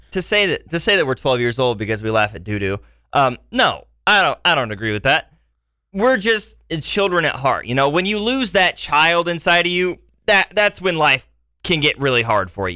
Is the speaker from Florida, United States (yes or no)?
no; Liberty, Missouri, United States; also born or lived in Iowa; now in Springfield, United States; my hometown in Liberty, Missouri